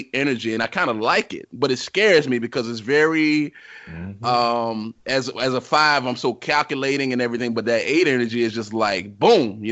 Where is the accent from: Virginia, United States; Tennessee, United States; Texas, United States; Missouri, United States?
Virginia, United States; Richmond; moved away; I'm from Richmond, Virginia